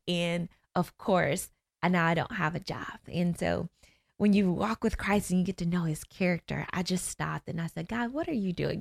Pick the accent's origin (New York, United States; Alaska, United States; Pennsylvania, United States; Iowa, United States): New York, United States; Niagara Falls; also born or lived in Florida; now in Orlando, United States; I am from Niagara Falls, New York, born and raised there